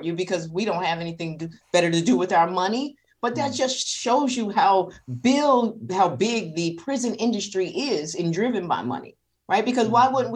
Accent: New York City, New York, United States; I grew up in South Jamaica, Queens, 40 projects.

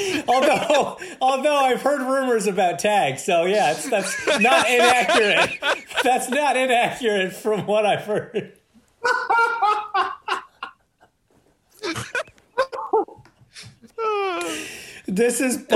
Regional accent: Ontario, Canada; just being Canadian

